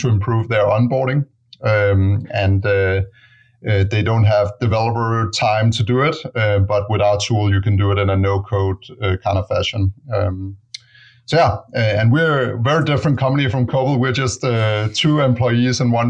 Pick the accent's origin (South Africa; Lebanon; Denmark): Denmark; moved away as an adult; now in San Francisco, United States; I'm originally from Denmark